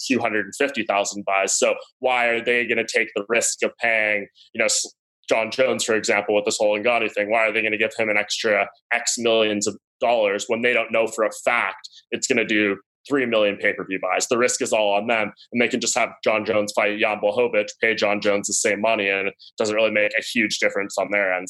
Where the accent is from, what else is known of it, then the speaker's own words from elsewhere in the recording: Canada; also born or lived in Toronto; I'm the Canadian homer here up in Toronto